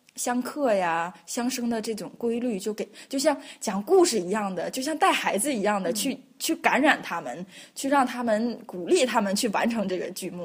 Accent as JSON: {"language": "Chinese", "country": "China", "moved": "as an adult", "lives_now": "Vienna, Austria", "said": "我是中国人，我想我在中国学习到中国的文化，然后我现在在国外留学，在国外工作"}